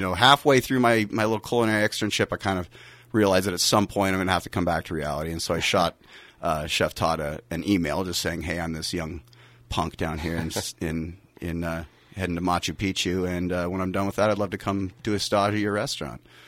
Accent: Pullman, Washington, United States; now in California, United States; growing up in Pullman, Pullman is a small college town, but it's also in the middle of a massive agricultural area

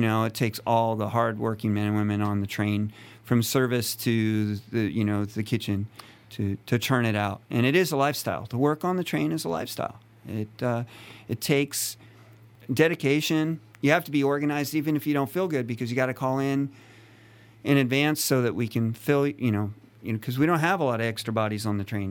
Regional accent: a town near Yosemite, California, United States; I'm from, um, a town near Yosemite. Uh, so I was born and raised here in California

